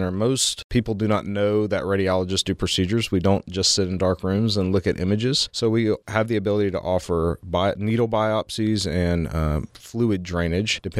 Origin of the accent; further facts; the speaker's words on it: Memphis, Tennessee, United States; also born or lived in Baltimore; I came from Memphis. I did my medical school and residency in Memphis, and then I did my fellowship at Johns Hopkins in Baltimore, Maryland.